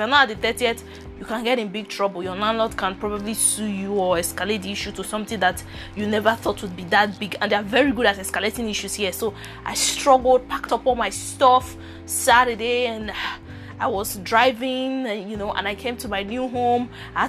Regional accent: Nigeria; now in Canada; I'm Nigerian by birth

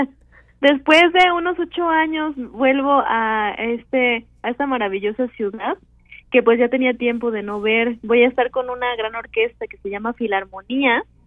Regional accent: Xalapa, Veracruz, Mexico; moved away as an adult; also born or lived in Chicago; now in Mexico City, Mexico; soy de Jalapa, entonces a los siete años inicié ahí en el Centro de Iniciación Musical Infantil

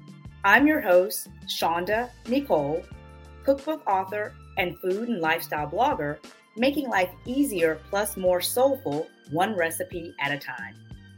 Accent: the South, United States; I'm a born and raised Southern girl living my best life in the fabulous entertainment and food capital of the world, Las Vegas.

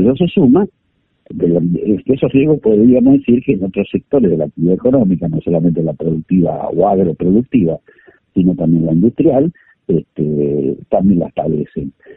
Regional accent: Buenos Aires Province, Argentina; yo soy bonaerense

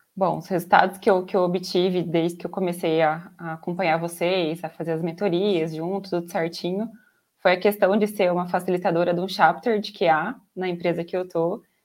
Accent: Araçatuba, São Paulo, Brazil; eu sou de Araçatuba, interior de São Paulo. É, nasci aqui, moro aqui

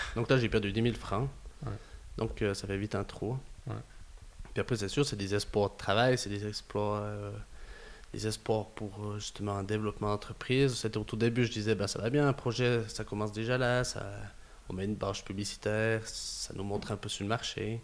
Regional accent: Gruyère, Fribourg, Switzerland; accent: Gruyérien; some say a bit Canadian; un peu une voix gruyérienne, des fois. On me dit que j'ai un accent un peu canadien

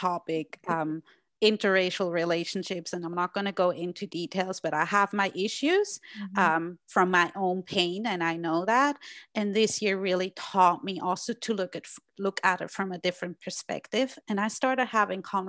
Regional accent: Switzerland; English is a second language; now in United States; I grew up in Switzerland and now live in the US.

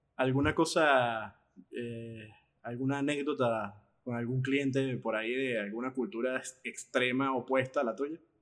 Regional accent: Venezuela; yo como venezolano, por un problema que tiene mi país

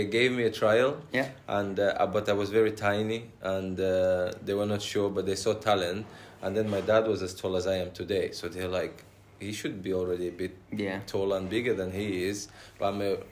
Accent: Russia; moved away; also born or lived in Nigeria; I grew up partly in Russia, Soviet Union, former Soviet Union, and partly in Nigeria.

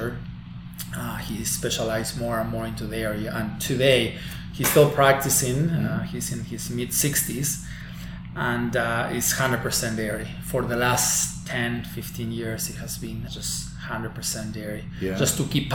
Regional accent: Balnearia, Córdoba, Argentina; moved away as an adult; now in New York, United States; I'm from a very small town in a rural area of Argentina, a small town called Balnearia, in the province of Córdoba

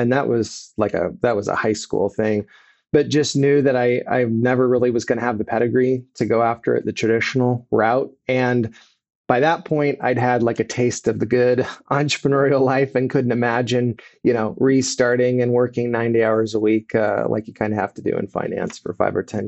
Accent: Kansas City, Missouri, United States; also born or lived in San Diego, California; I live in Missouri and I'm from Missouri

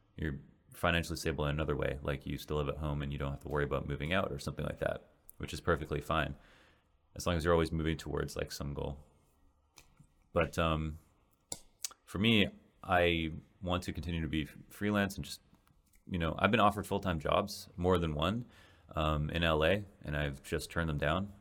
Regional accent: Canada; moved away as an adult; now in Los Angeles, United States; as a Canadian

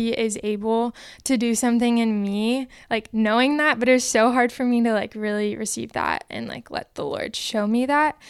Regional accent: Orange County, California, United States; moved away; I'm from Orange County, California

